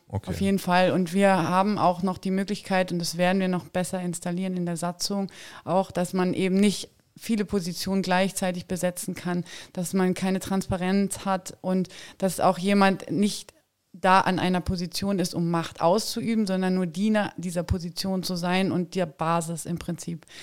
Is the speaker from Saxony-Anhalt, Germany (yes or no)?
yes; Saxony-Anhalt, Germany; ich komme auch aus Sachsen-Anhalt